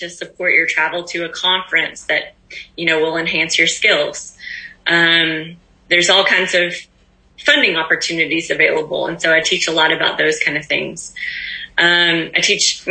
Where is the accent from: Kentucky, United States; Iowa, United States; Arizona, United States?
Kentucky, United States; moved away; my hometown in Kentucky